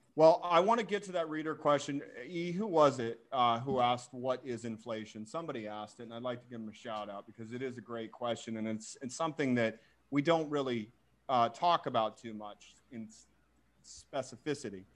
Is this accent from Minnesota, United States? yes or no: no; Boise, Idaho, United States; my home state, Boise, Idaho